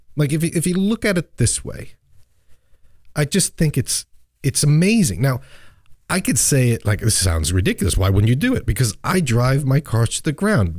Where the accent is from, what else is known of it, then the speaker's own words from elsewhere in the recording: New York and Long Island, United States; I grew up in New York and Long Island